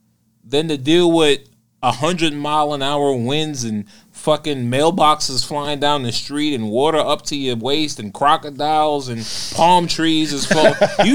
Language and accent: English; New York City, New York, United States; also born or lived in Florida; I'm from Brooklyn and Queens.